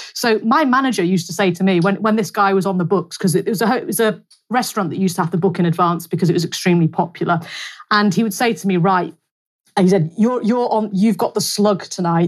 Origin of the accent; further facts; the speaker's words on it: North West England, United Kingdom; a very nice market town again in in the northwest, my hometown